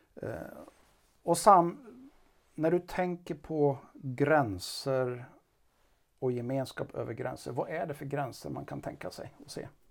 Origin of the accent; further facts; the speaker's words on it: Karlstad, Värmland, Sweden; vi kommer båda från Karlstad